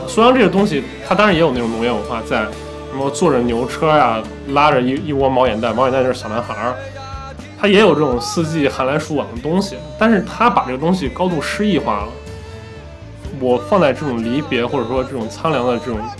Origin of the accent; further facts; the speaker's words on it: Xi'an, Shaanxi, China; 我作为一个西安人